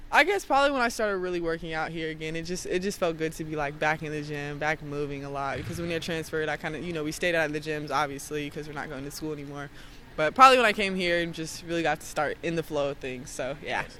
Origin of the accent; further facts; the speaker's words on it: Texas, United States; moved away; also born or lived in Missouri / New York; I grew up in Texas, and then my parents and stuff moved down to Missouri Missouri.